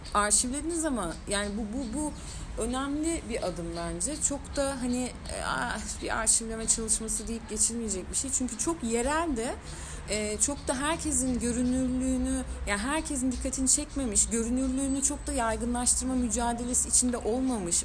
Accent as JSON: {"language": "Turkish", "region": "Istanbul", "country": "Turkey", "said": "ben Kuzguncuklu olarak"}